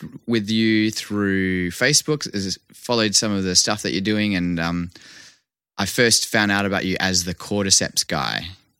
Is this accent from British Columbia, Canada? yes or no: yes; Vancouver, British Columbia, Canada; accent: Aussie; also born or lived in Perth, Australia; Being born in Perth and growing up in Vancouver, I would say that, you know, my formative years, my teenage years were in Vancouver. So I feel more Canadian than I do Australian sometimes. Well, actually most of the time, except I have an Aussie accent.